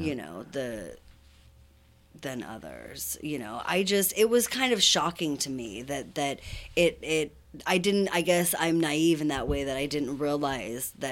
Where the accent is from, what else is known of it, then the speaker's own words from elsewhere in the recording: Santa Clarita, California, United States; now in Ventura, United States; I grew up in Santa Clarita